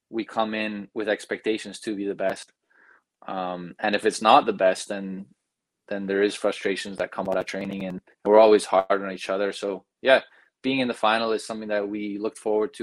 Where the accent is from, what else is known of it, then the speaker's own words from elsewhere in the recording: Belgium; moved away as an adult; also born or lived in United States; now in Canada; I was born in the States, grew up there till I was about 8, and then I moved to Belgium, grew up there, moved to Canada for university